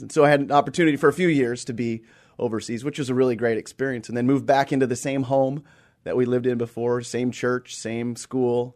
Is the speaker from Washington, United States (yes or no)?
yes; Seattle, Washington, United States; also born or lived in Australia; born and raised here in the Seattle area, born at, uh, Group Health Hospital